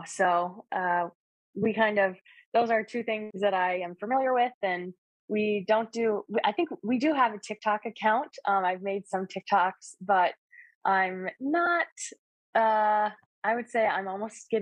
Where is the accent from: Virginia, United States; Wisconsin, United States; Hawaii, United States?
Wisconsin, United States; moved away as an adult; also born or lived in Western New York; now in New York, United States; I grew up in Wisconsin